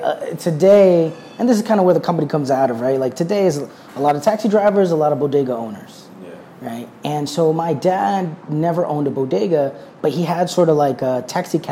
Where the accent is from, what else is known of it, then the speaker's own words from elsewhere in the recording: New York City, New York, United States; also born or lived in suburbs (unnamed); We moved into the inner city when I was about 10. And so the inner city is here in the Bronx